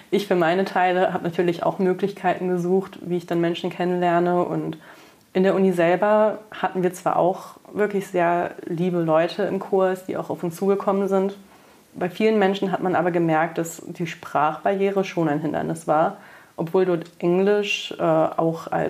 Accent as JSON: {"language": "German", "town": "Braunschweig", "region": "Lower Saxony", "country": "Germany", "tie": "born or raised there", "lives_now": "Cologne, Germany", "said": "Ich meine, ich bin dann schon von Braunschweig nach Köln gezogen fürs Studium, was ja auch nicht gleich um die Ecke war"}